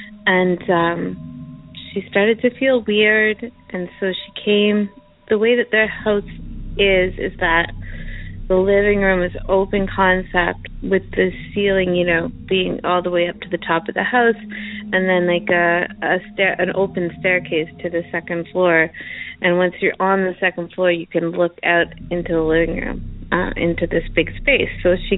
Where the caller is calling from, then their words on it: Chelsea, Quebec, Canada; I'm calling from Chelsea, Quebec, Canada.